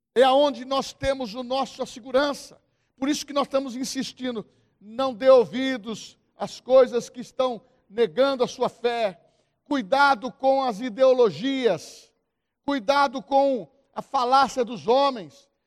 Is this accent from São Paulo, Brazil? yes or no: yes; São Paulo, Brazil; Eu vim lá do Morro do Querosene.